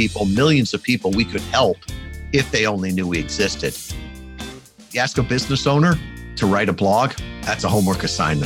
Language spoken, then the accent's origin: English; Midwest, United States; now in Kalamazoo, United States; I grew up in the Midwest